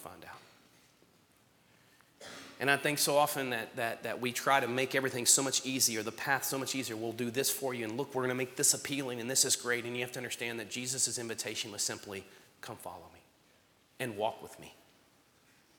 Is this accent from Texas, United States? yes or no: yes; Strawn, Texas, United States; I grew up in Strawn